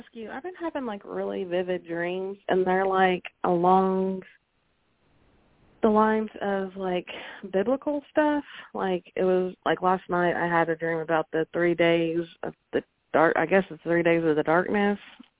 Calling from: Oklahoma, United States; from Oklahoma.

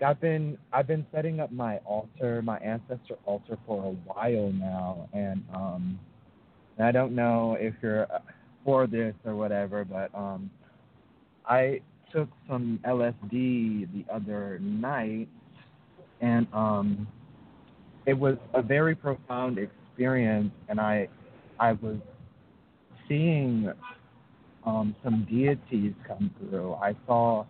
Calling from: New Orleans, Louisiana, United States; also born or lived in Minneapolis; I'm calling from New Orleans, but I have a Minneapolis area code

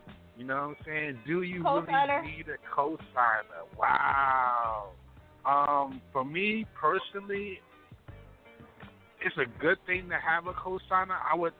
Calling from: Baltimore, Maryland, United States

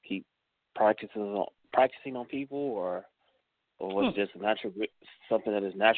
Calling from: Cleveland, Ohio, United States; Calling from Cleveland.

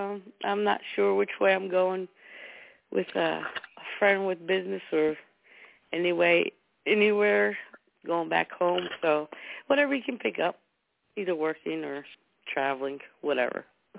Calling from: New Jersey, United States; from New Jersey.

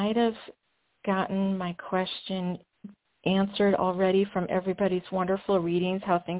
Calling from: Washington, United States

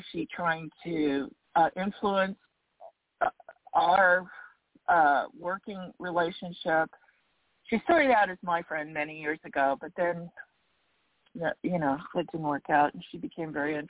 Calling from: Arizona, United States

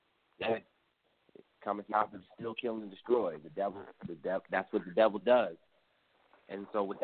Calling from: Gainesville, Virginia, United States; I'm calling from Gainesville, Virginia.

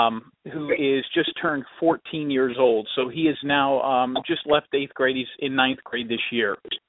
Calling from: Clearwater Beach, Florida, United States; I'm calling from Clearwater Beach, Florida.

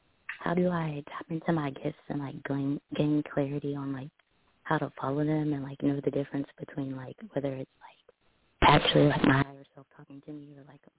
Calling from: Mobile, Alabama, United States

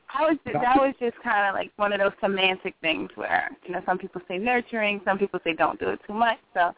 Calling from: Pennsylvania, United States; I'm calling from Pennsylvania.

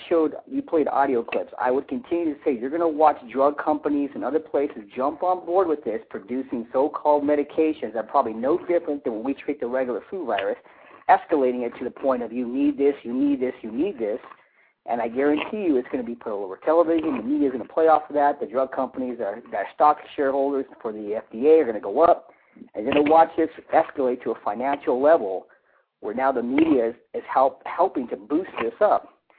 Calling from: California, United States; I'm calling from California.

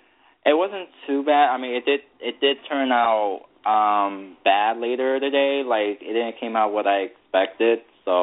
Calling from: Connecticut, United States; I'm calling from Connecticut.

